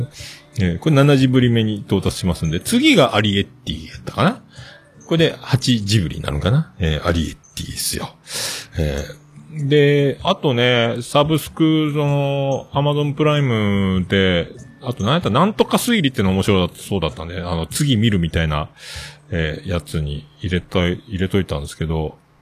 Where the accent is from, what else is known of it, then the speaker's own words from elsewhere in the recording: Kyushu, Japan; 僕、九州育ちなので